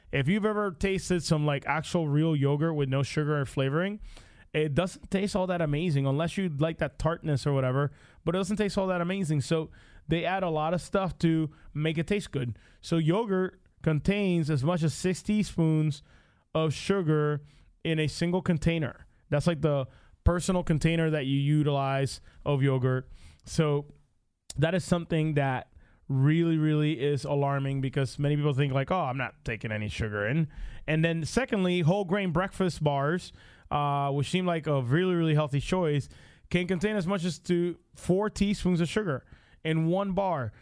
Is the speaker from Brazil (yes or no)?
no; Puerto Rico; now in United States; I grew up in Puerto Rico